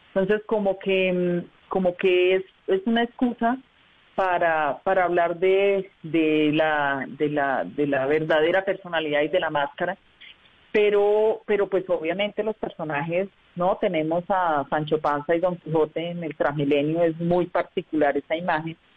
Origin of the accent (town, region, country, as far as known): El Socorro, Santander, Colombia; also born or lived in Bucaramanga; now in Bogotá, Colombia